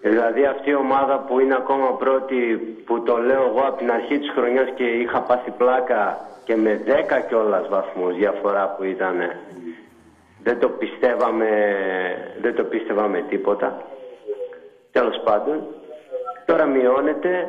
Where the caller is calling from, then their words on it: Thessaloniki, Central Macedonia, Greece; από Θεσσαλονίκη που είχα πάρει